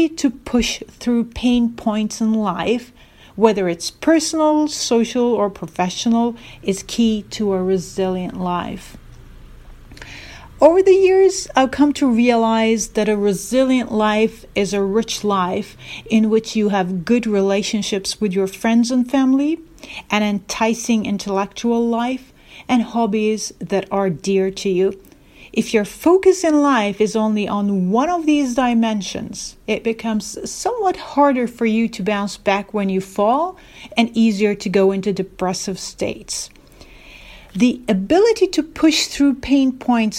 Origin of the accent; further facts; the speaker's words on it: Istanbul, Turkey; moved away as an adult; also born or lived in Norway / Singapore / California; I am originally from Istanbul, but lived most of my adult life abroad, working in countries such as Norway, Singapore, and California.